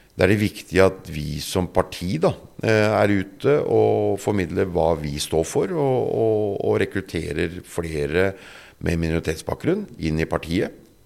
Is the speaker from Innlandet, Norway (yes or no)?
no; Drammen, Buskerud, Norway; jeg vokste opp øh Eh, på Galterud.